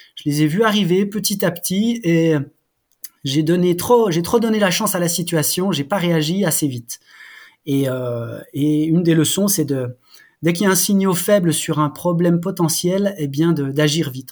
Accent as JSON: {"language": "French", "area": "Haut-Doubs, Jura mountains", "region": "Bourgogne-Franche-Comté", "country": "France", "tie": "born or raised there", "said": "je suis né dans le Jura, je suis un gamin des montagnes du Jura. Et euh, j'ai eu la chance de grandir euh, dans ce secteur du Haut-Doubs"}